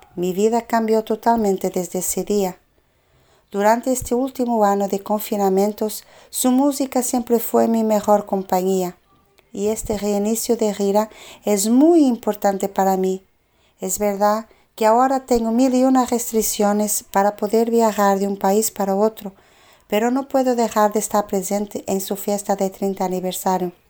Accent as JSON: {"language": "Spanish", "country": "Portugal", "said": "de Portugal"}